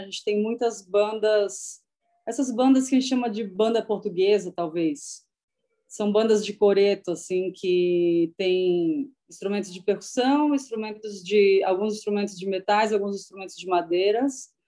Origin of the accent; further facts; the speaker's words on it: Santa Catarina, Brazil; moved away as an adult; also born or lived in Tatuí, São Paulo; now in São Paulo, Brazil; quando eu tinha 20 anos, eu criei coragem e saí de Santa Catarina